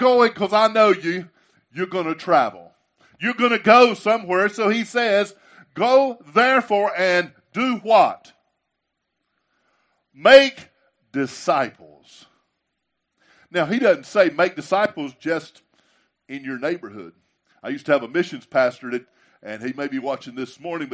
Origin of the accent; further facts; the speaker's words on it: the South, United States; I'm a Southerner and proud to be there